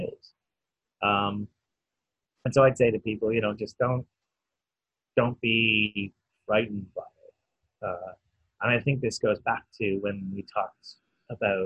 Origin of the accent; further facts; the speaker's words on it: Canada; now in United Kingdom; I'm, a foreigner here in the UK, and I say I grew up in Canada